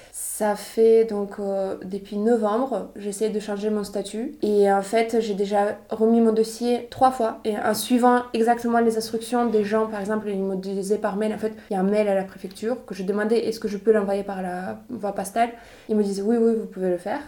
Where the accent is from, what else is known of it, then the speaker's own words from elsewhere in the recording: Khabarovsk, Khabarovsk Krai, Russia; French is a second language; moved away as an adult; also born or lived in Toulouse, France; now in Paris, France; j'ai grandi dans la ville qui s'appelle euh, Khabarovsk